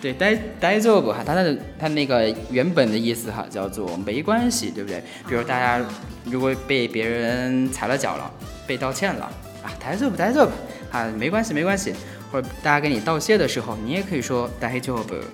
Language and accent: Chinese; China; 我们中国人说拜拜